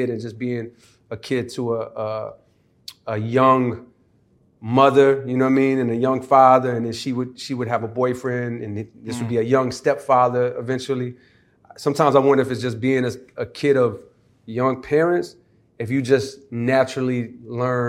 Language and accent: English; Germany; moved away; I was born in Germany.